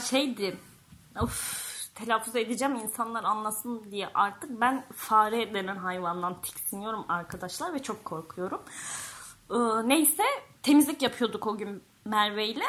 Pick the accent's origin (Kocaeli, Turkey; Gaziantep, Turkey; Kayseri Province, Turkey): Kayseri Province, Turkey; Ben Kayseri'de büyüdüm